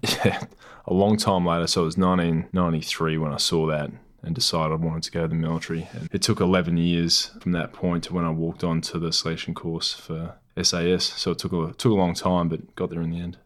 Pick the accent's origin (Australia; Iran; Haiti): Australia; Newman, Western Australia; moved away; also born or lived in Perth / Geraldton; I grew up in the Pilbara. Originally, I was born in Newman, It's a mining town way up north